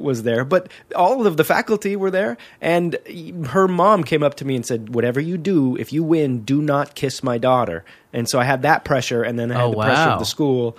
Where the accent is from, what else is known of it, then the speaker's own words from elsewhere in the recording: Whittier, California, United States; I was born and raised in Southern California in Whittier, Lucerna High.